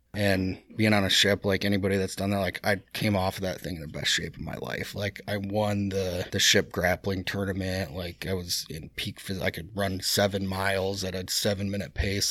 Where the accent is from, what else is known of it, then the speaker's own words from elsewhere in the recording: United States; I, as an American